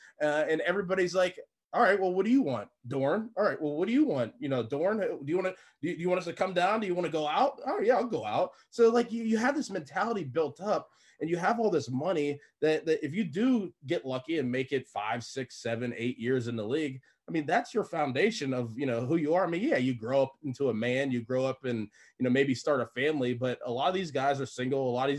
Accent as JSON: {"language": "English", "town": "Pittsburgh", "region": "Pennsylvania", "country": "United States", "said": "You know, back home, I'm from Pittsburgh."}